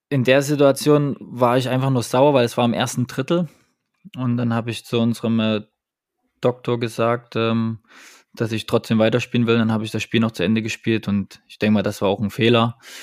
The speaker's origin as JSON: {"language": "German", "town": "Dresden", "region": "Saxony", "country": "Germany", "tie": "born or raised there", "also_born_or_lived": "Nuremberg", "moved": "yes", "lives_now": "Düsseldorf, Germany", "said": "31 Jahre alt, komme gebürtig aus Dresden"}